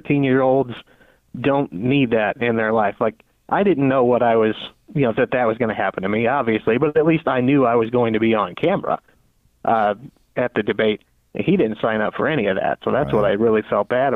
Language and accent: English; Granite City, Illinois, United States; you're from Granite City, Illinois